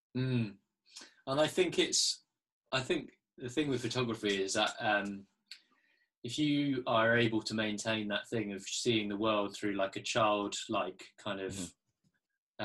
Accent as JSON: {"language": "English", "town": "Poole", "region": "South West England", "country": "United Kingdom", "tie": "born or raised there", "said": "I was born down in Dorset, in Poole"}